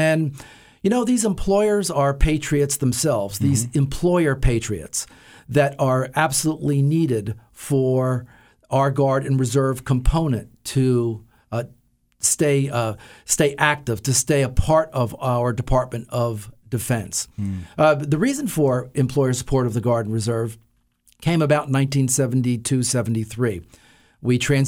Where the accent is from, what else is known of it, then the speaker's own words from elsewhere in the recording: Toms River, New Jersey, United States; I grew up in Toms River, New Jersey. Right out of high school, I joined the Marine Corps.